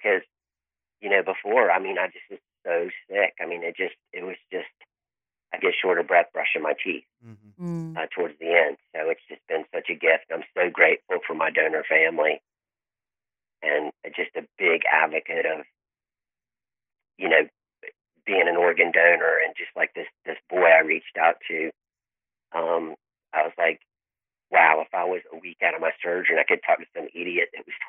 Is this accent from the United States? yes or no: yes; Tallahassee, Florida, United States; born there; I was born in Tallahassee, which is probably an hour or so away.